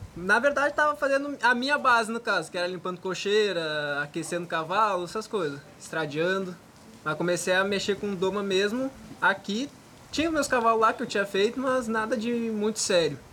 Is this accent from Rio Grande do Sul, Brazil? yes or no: yes; Gaúcho, Rio Grande do Sul, Brazil; moved away